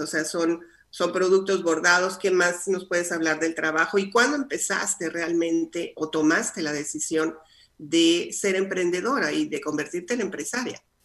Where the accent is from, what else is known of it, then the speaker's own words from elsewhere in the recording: Coahuila, Mexico; accent: norteña; moved away; also born or lived in Chihuahua / Sonora; Yo crecí nací en Chihuahua, crecí en Coahuila, viví en Sonora.